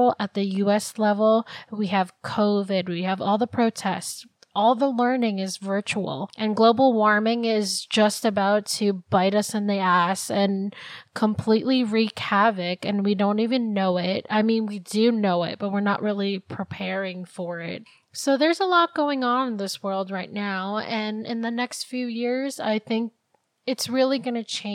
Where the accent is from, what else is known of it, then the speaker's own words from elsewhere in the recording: New Jersey, United States; also born or lived in Philippines; I've grown up in Jersey most of my life, I'm actually from the Philippines. I was born there.